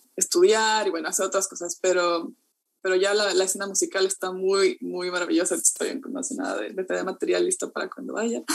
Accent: Ecuador; now in New Zealand; en Ecuador como tenemos como 15 tipos de plátano diferentes

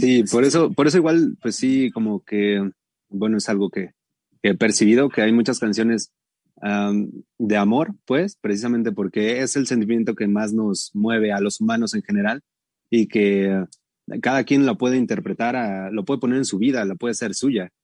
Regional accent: Atizapán de Zaragoza, State of Mexico, Mexico; also born or lived in Tlalnepantla; como somos de, Atizapán, de Zaragoza, del bellísimo Atizapán y también de Tlane, somos de esos dos este, municipios

